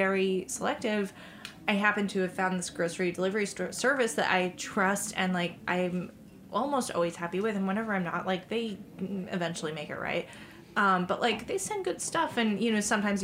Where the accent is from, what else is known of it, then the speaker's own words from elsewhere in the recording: New England, United States; if you're from New England like me